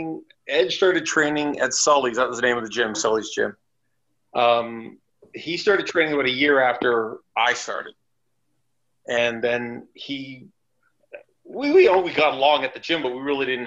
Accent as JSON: {"language": "English", "town": "Toronto", "region": "Ontario", "country": "Canada", "tie": "born or raised there", "moved": "as an adult", "lives_now": "Germany", "said": "I'm originally from Toronto."}